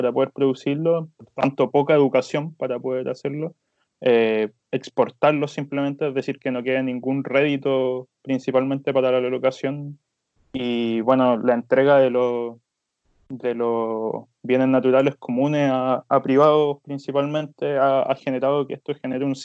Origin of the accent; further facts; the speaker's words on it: Villa Alemana, Valparaíso, Chile; estudié toda mi infancia acá en Villa Alemana